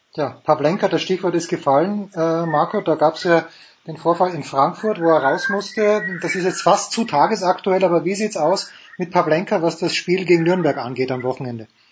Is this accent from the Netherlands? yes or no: no; Austria; Ich bin bekennender Fan von Sturm Graz, bin Österreicher